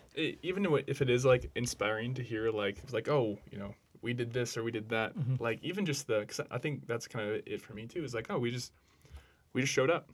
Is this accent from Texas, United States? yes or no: no; Brainerd, Minnesota, United States; Yeah, so growing up in Brainerd, you know, it's known now as like a good kind of Catholic town.